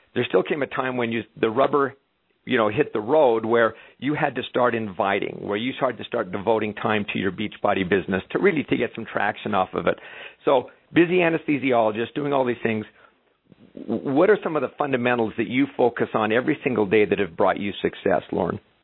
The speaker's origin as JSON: {"language": "English", "country": "Canada", "said": "I'm Canadian"}